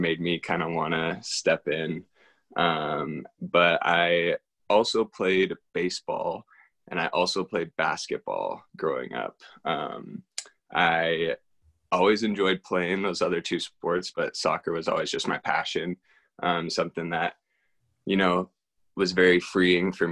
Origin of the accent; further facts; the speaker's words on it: Reno, Nevada, United States; moved away as an adult; now in Corvallis, United States; I am originally from Reno, Nevada. That is where I was born and raised